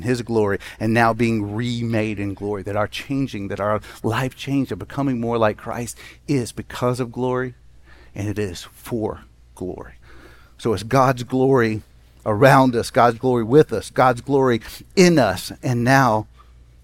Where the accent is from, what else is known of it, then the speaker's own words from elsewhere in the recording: Jackson, Mississippi, United States; When I grew up in Jackson, Mississippi, I lived on a street that had one street light on it.